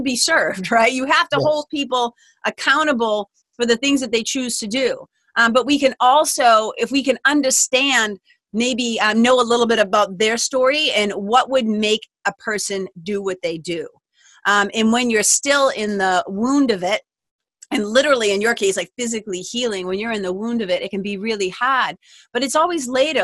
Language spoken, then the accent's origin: English; Lawrence, Massachusetts, United States; I grew up in Lawrence, Mass